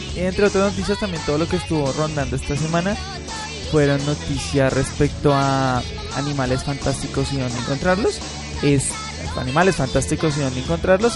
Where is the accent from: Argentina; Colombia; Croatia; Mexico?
Colombia